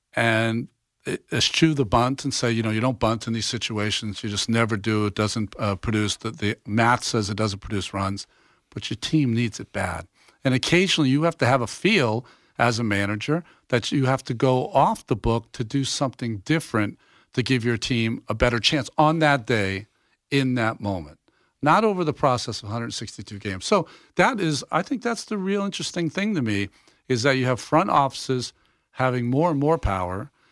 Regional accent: Massachusetts, United States; I'm a kid from Massachusetts and I'm fifty-seven years old

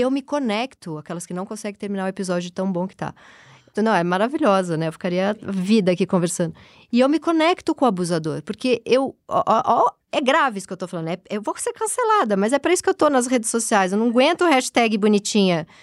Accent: Brazil; eu nasci na Zona Leste

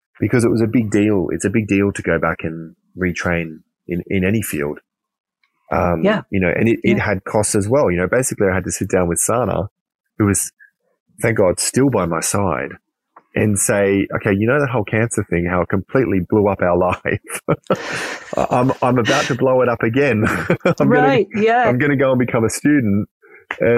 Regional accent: Queensland, Australia; moved away; most of my family are still back where I grew up in Queensland

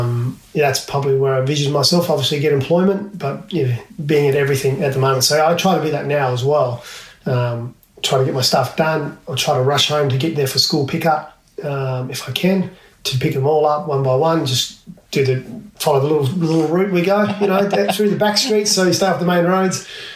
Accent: Port Lincoln, South Australia, Australia; Practice growing up in Port Lincoln, walking to and from school.

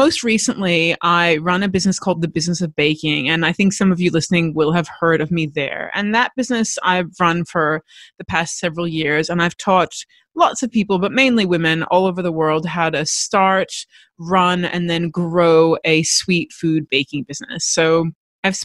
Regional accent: United States; now in Australia; I am American, but I live in Australia

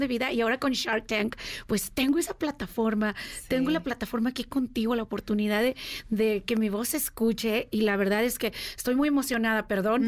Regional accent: Mexico; moved away as an adult; also born or lived in United States; Salí de México a los 18 años con un sueño bajo el brazo de vamos a hacerla los Estados Unidos sin dinero, sin hablar inglés

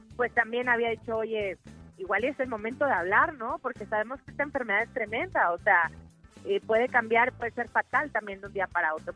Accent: Mexico; nuestro país

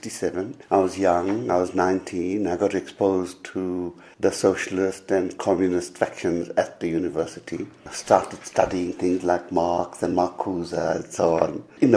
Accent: Verulam, KwaZulu-Natal, South Africa; also born or lived in Durban; I was born in Verulam, if people don't know, a place about 20 kilometers north of Durban. That's where I was born. I grew up there until when I was 8 years old

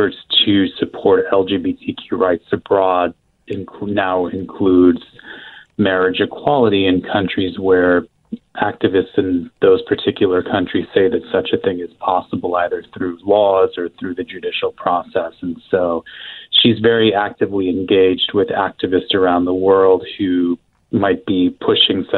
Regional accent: Ohio, United States; also born or lived in Germany / Florida; Ohio, but Germany before

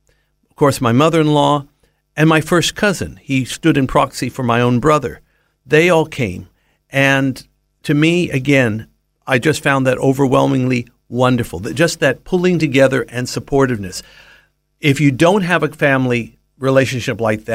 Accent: California, United States; also born or lived in Middle East (family background); now in Australia; I was raised in the Western world, in California, before I came to Australia

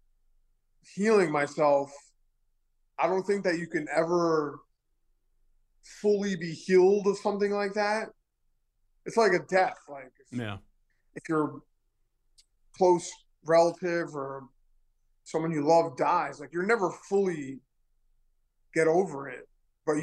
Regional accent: New York City, New York, United States; also born or lived in Manhattan; I was born in Manhattan. I was raised in Queens

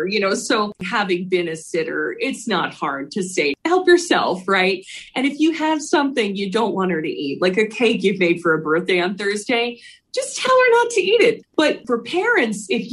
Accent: Philadelphia, Pennsylvania, United States; I grew up in Philly

